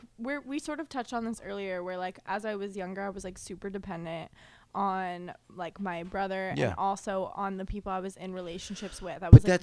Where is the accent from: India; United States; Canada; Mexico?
United States; Boise, Idaho; moved away as an adult; also born or lived in Las Vegas; now in Los Angeles, United States; I'm from Boise, Idaho.